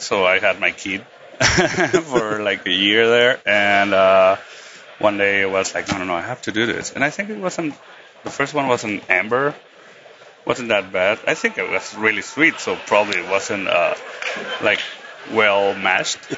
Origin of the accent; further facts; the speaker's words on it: Tijuana, Baja California, Mexico; I'm a homebrewer from Tijuana